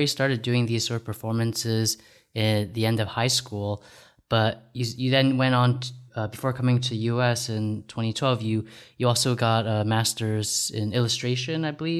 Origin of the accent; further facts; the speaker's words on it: United States; first language Cantonese; moved away as an adult; now in China; my parents come from Hong Kong and I grew up in the US. And so like as a kid, I started out speaking Cantonese, but then by the time I grew up in elementary school, I kind of forgot all of it and spoke English. And then right now I'm back in China